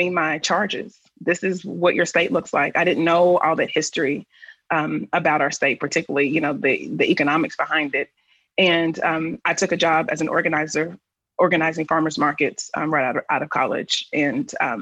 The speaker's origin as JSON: {"language": "English", "town": "Richmond", "region": "Kentucky", "country": "United States", "tie": "born or raised there", "said": "I'm a proud Kentuckian. I was born and raised in Richmond, Kentucky, in Madison County"}